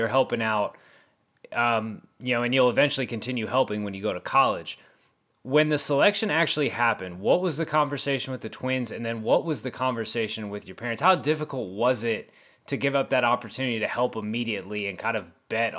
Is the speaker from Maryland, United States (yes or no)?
no; Miami, Florida, United States; And growing up in Miami, Miami's a huge city.